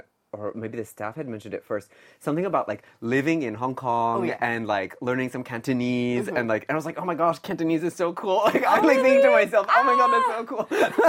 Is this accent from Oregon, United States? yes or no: no; Vermont, United States; moved away as an adult; now in Korea; I'm from Vermont, which is a state in the Northeast United States. I came to Korea in 2011 for grad school.